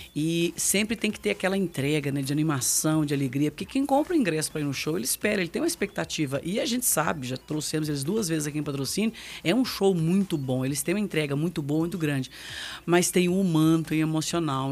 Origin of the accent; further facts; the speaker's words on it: Minas Gerais, Brazil; sou mineira